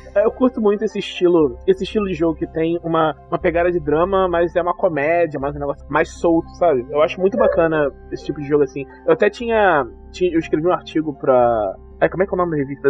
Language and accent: Portuguese; Rio de Janeiro, Brazil; tenho 31 anos, sou carioca